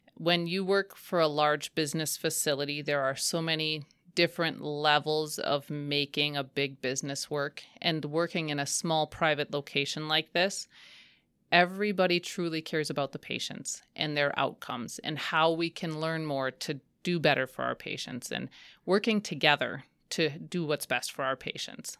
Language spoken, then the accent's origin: English; Waupaca, Wisconsin, United States; I grew up in the Wopaca area.